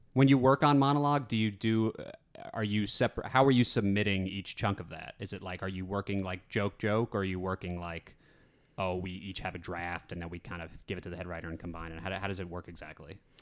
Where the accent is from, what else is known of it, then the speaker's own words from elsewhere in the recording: Metuchen, New Jersey, United States; I'm from, yeah, Metuchen, which is in central Jersey.